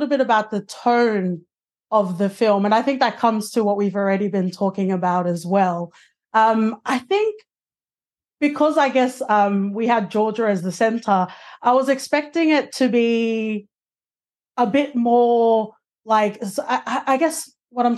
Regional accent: Sydney, New South Wales, Australia; I'm from Western Sydney

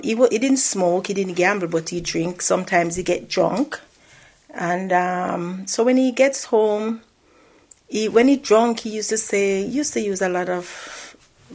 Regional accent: Saint Mary, Jamaica; also born or lived in Kingston, Jamaica; as a child growing up in Jamaica, I had a normal life.

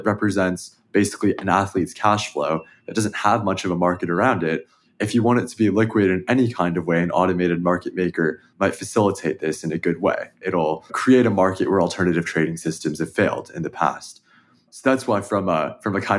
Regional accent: Danville, California, United States; I grew up in the Bay Area. I grew up in Danville, which is not too far away from where the Warriors play

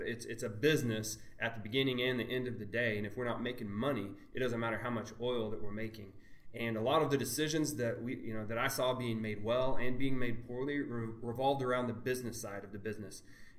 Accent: Clinton, Oklahoma, United States; I grew up in Western Oklahoma, in what I thought was a large town at the time, Clinton, Oklahoma. We had about 9,000 people. And for Western Oklahoma, it was pretty big. But compared to any other real city in the world, it's pretty small.

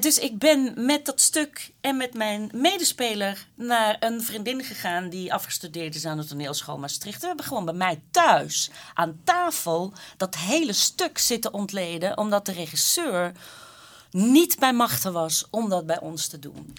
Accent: Flanders, Belgium; als Vlamingen onder elkaar

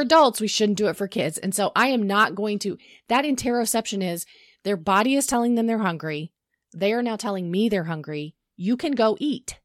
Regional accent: the South, United States; we grew up in the South.

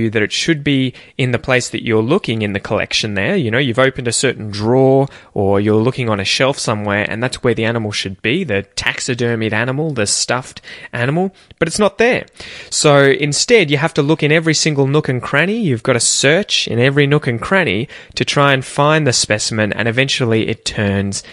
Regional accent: Australia; accent: Aussie; my accent

